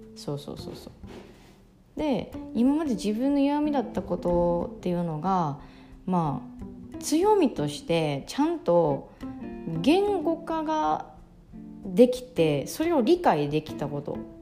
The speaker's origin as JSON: {"language": "Japanese", "region": "Ehime", "country": "Japan", "tie": "born or raised there", "said": "私愛媛出身"}